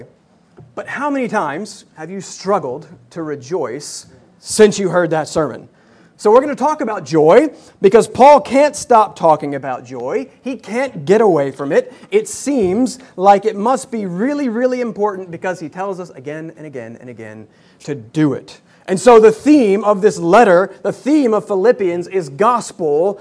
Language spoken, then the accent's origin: English; Hickory, North Carolina, United States; now in New York City, United States; I'm from Hickory, North Carolina. So we are North Carolinians now finding ourselves in the city.